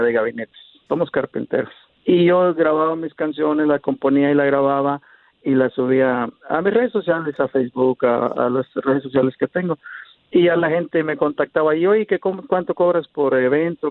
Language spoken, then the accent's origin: Spanish; Huetamo, Michoacán, Mexico; also born or lived in Los Angeles, United States; now in Dallas, United States; Soy de Michoacán, de Huetamo, Michoacán